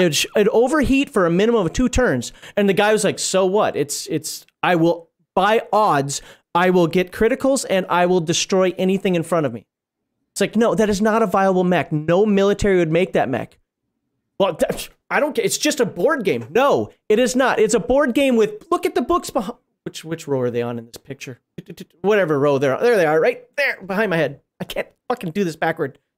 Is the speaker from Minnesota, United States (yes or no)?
yes; Minnesota, United States; moved away as an adult; now in Germany; I'm from Minnesota originally